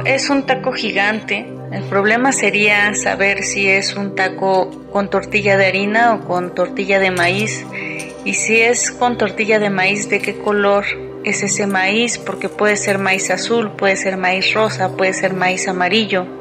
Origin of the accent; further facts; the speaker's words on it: Oaxaca, Mexico; now in Mexico City, Mexico; México también es ir con mis papás a donde yo nací, que es el estado de Oaxaca